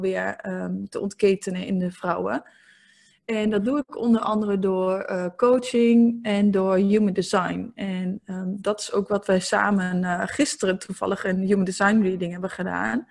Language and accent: Dutch; eastern Netherlands, Netherlands; ik kom uit het oosten van het land. Als je dat ook nog niet had gehoord, want ik heb ook een klein accent.